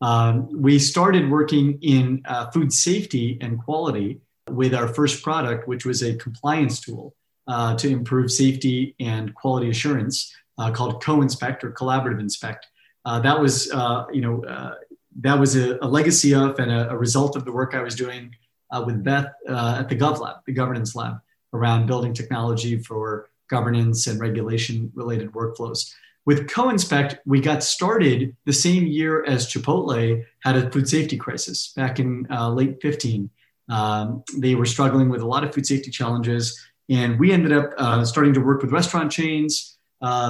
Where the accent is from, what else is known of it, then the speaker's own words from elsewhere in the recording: Fresno, California, United States; I grew up in California in an ag town called Fresno in the Central Valley